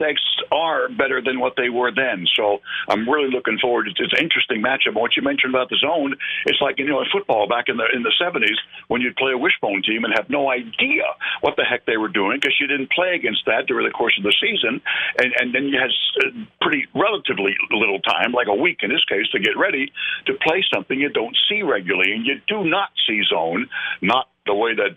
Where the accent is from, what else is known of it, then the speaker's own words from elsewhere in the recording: New York, United States; moved away; I grew up in New York. I was a vendor at Yankee Stadium